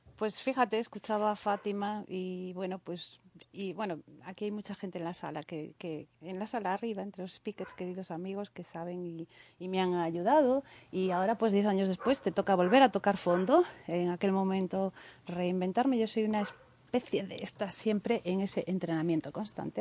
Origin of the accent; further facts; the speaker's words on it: Galicia, Spain; Somos gallegos